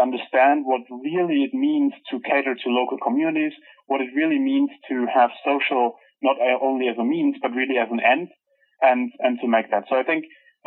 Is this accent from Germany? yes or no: yes; Germany; moved away; I'm from Germany